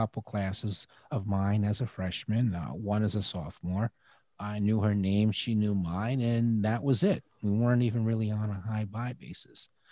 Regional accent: Peekskill, New York, United States; I was living in Peekskill. It's in, in Westchester County, New York

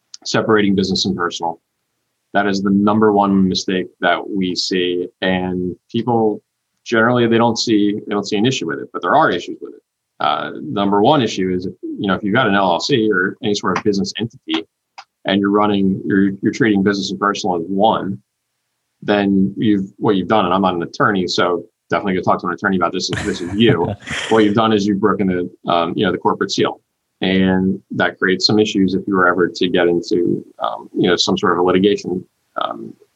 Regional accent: New Jersey, United States; now in South Carolina, United States; I'm originally from New Jersey

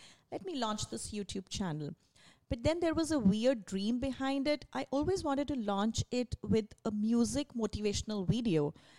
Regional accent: India; English is a second language; moved away; I moved here in 2016 from India. So when I came here, of course, because I was from India, I was good in my English, but I had to learn the accent

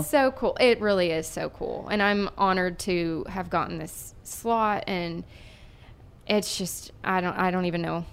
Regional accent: Erie, Pennsylvania, United States; moved away; I'm from Erie, Pennsylvania. So, this is a hometown show for me

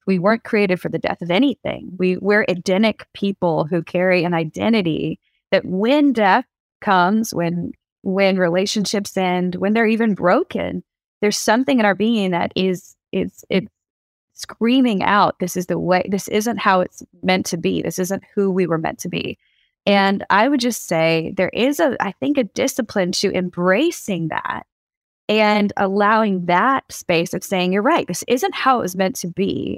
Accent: the South, United States; I grew up in the South

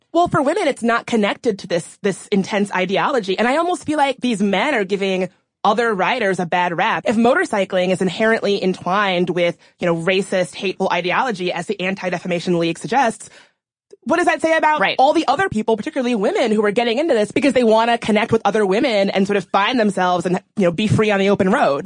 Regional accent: the American South, United States; Growing up in the South

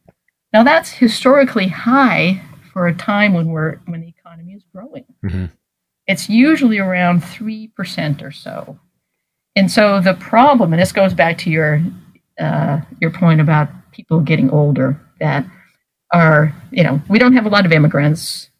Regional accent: Washington, District of Columbia, United States; You recall that I'm from Washington, home of the world champion Nationals.

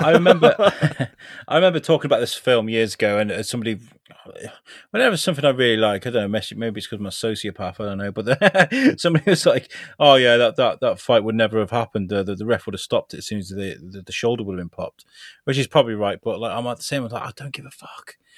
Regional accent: Shrewsbury, West Midlands, United Kingdom; in Shrewsbury, my, in the U K, my hometown

